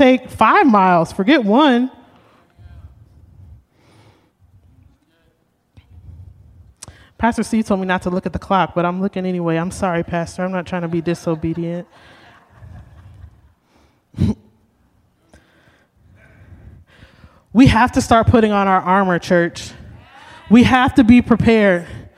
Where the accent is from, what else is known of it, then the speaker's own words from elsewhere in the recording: Oakland, California, United States; I'm from Oakland